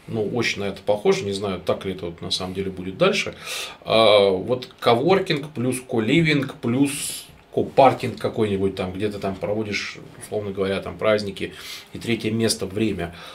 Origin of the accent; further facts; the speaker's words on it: Novokuznetsk, Kemerovo Oblast, Russia; Я сам вообще из Новокузнецка